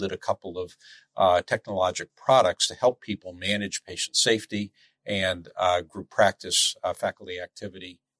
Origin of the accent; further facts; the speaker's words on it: Springfield, Massachusetts, United States; I grew up right here in town. I grew up in Springfield.